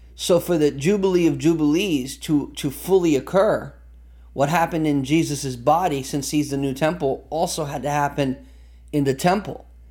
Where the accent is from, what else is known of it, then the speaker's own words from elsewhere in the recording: United States; as an American